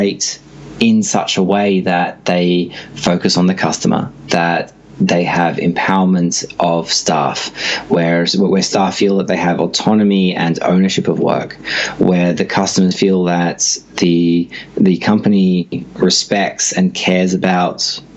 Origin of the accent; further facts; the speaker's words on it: Sydney, New South Wales, Australia; also born or lived in Singapore / Brisbane; now in Melbourne, Australia; I grew up in Sydney